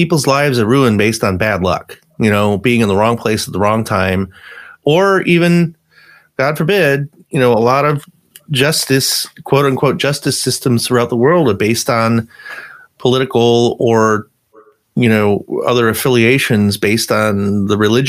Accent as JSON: {"language": "English", "town": "Buffalo", "region": "New York", "country": "United States", "tie": "born or raised there", "also_born_or_lived": "California", "moved": "yes", "said": "I grew up in Buffalo"}